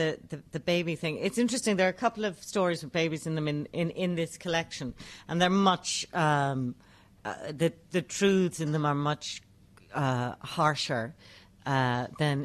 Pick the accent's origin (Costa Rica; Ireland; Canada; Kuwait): Ireland; I write as an Irish woman